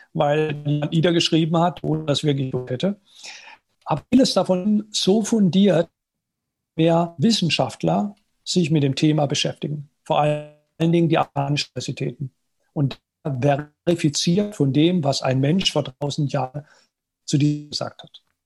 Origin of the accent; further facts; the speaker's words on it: at the French border, Baden-Württemberg, Germany; also born or lived in United States; ich bin aufgewachsen in mittelständischer Familie im Badischen, an der französischen Grenze